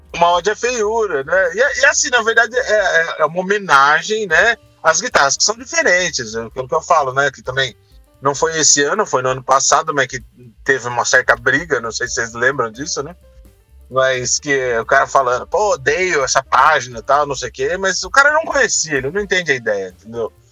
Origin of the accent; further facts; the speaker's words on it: Brazil; A gente, como brasileiro